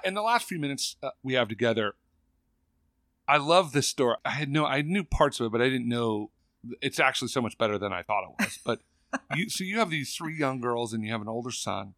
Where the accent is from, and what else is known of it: California, United States; born or raised there